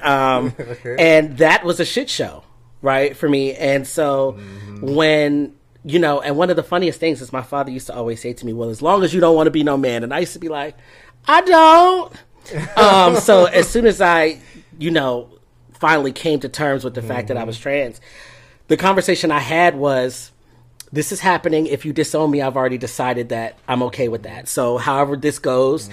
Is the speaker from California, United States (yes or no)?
no; Fort Lauderdale, Florida, United States; I grew up in South Florida, like mm-hmm. really close to, in Fort Lauderdale, close to Miami